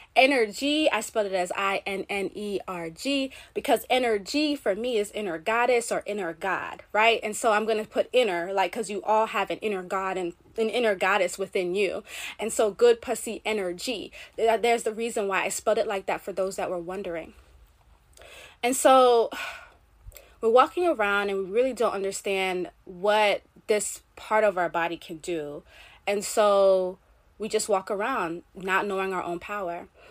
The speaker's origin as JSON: {"language": "English", "country": "Jamaica", "said": "I'm Caribbean, I'm Jamaican."}